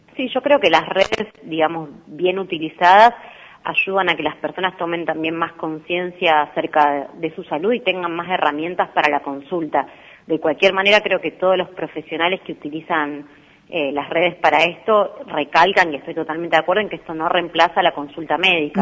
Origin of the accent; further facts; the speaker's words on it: Rosario, Santa Fe, Argentina; moved away; also born or lived in Buenos Aires; yo soy de Rosario